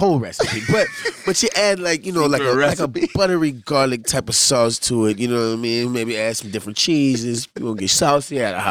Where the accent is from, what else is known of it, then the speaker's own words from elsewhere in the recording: New Orleans, Louisiana, United States; I'm from New Orleans. That was my first hustle.